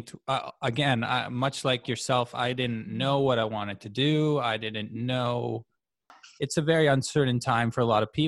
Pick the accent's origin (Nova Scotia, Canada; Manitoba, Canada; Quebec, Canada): Manitoba, Canada; Winnipeg; also born or lived in Ottawa, Ontario; I was born in Ottawa, moved to Winnipeg when I was five or six